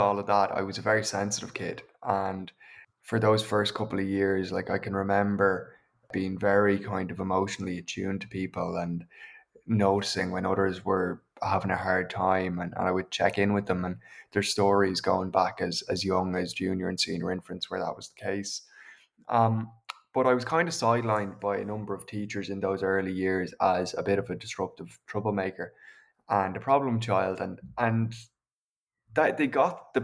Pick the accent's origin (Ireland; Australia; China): Ireland; County Meath, Leinster; I'm from County Meath. I grew up in the countryside, about a kilometre outside of town on either side of us.